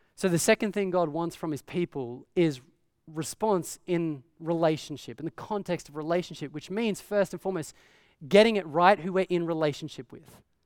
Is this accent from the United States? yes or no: no; Australia; growing up in Australia